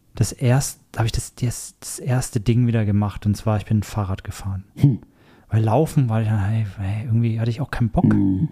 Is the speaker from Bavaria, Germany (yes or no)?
yes; Erlangen, Bavaria, Germany; moved away; mit meinen besten Freunden aus Deutschland, ähm, wo ich herkomme, aus der Erlanger Ecke, aus der Franken Ecke quasi